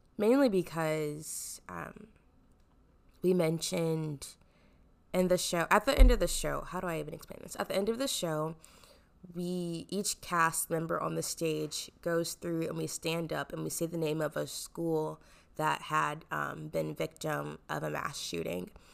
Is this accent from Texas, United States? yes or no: no; Omaha, Nebraska, United States; I am from Omaha, Nebraska